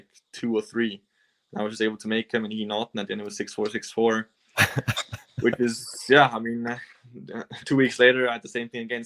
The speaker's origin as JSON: {"language": "English", "country": "Switzerland", "tie": "born or raised there", "said": "I grew up on clay in Switzerland"}